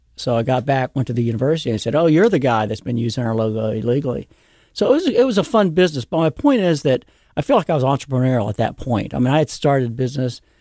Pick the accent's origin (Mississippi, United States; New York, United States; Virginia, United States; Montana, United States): Virginia, United States; Virginia Beach; also born or lived in Norfolk, Virginia; I was actually raised in Virginia Beach.